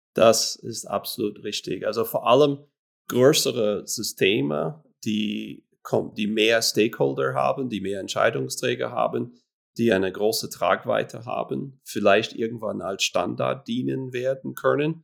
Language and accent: German; Florida, United States; moved away as an adult; now in Switzerland; ich stamme eigentlich aus den USA, aus Florida, mhm. ähm, bin aber seit 2005